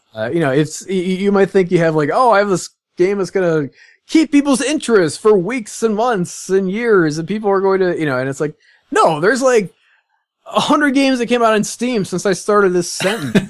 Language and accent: English; Midwest, United States; I'm from the Midwest